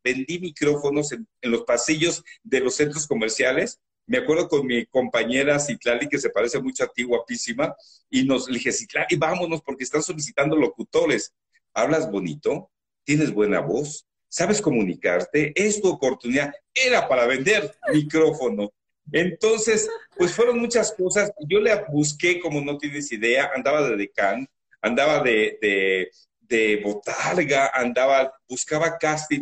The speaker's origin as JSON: {"language": "Spanish", "town": "Ciudad Nezahualcóyotl", "region": "State of Mexico", "country": "Mexico", "tie": "born or raised there", "said": "soy de Ciudad de eh, orgullosamente nací ahí, soy de padres michoacanos"}